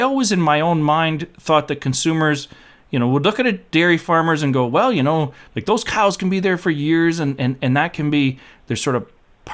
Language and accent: English; Tavistock, Ontario, Canada; My hometown, Tavistock.